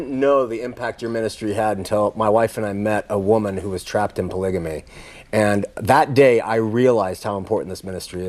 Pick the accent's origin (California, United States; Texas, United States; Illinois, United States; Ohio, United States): California, United States; we come from Southern California. Moving here, there's billboards for bridal conventions